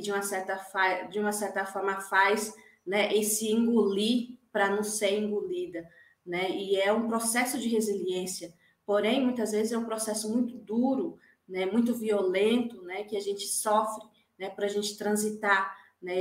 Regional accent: Dourados, Mato Grosso do Sul, Brazil; moved away; no meu território, né, na minha aldeia, Jaguapiru, de Dourados

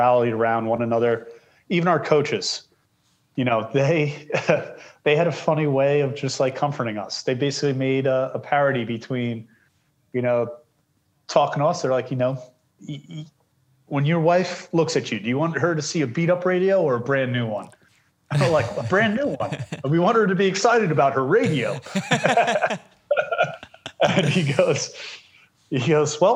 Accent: Long Island, New York, United States; I grew up on Long Island

